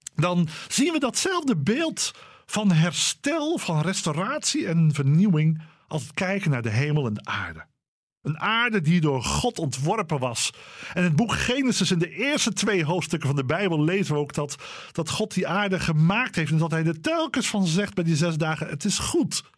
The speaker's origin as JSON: {"language": "Dutch", "town": "Dordrecht", "region": "South Holland", "country": "Netherlands", "tie": "born or raised there", "said": "Dordrecht. De stad waar ik ben opgegroeid en waar al mijn familie vandaan komt"}